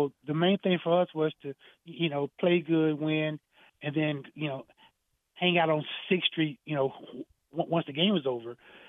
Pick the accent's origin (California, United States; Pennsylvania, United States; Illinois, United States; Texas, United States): Texas, United States; Dallas; growing up in Dallas, Texas